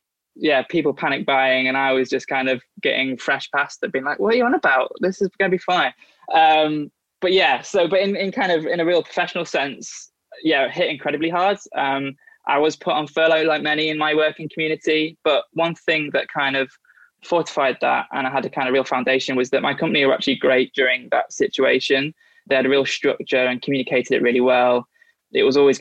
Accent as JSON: {"language": "English", "country": "United Kingdom", "tie": "born or raised there", "also_born_or_lived": "Liverpool / London", "moved": "as an adult", "said": "I grew up on the North Wales, England border"}